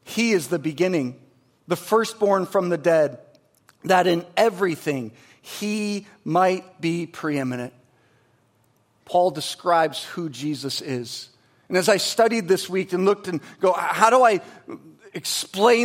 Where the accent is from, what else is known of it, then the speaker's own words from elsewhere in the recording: Michigan, United States; I'm from Michigan, so it's pop